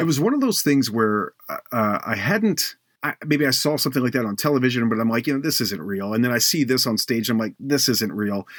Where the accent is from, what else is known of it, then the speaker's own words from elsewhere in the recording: Baltimore, Maryland, United States; moved away; also born or lived in Cleveland; I, I grew up in Baltimore